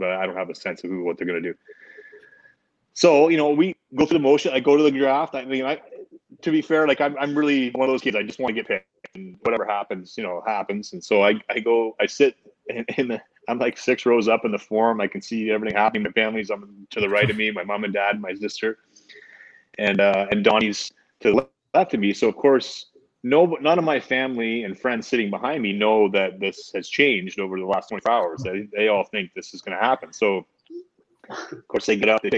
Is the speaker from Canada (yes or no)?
yes; Ontario, Canada; I'm a Canadian kid. I'd never left Canada